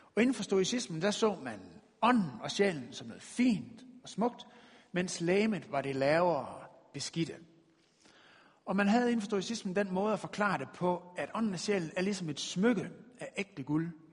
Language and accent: Danish; West Jutland, Denmark; vi er jo fra Vestjylland af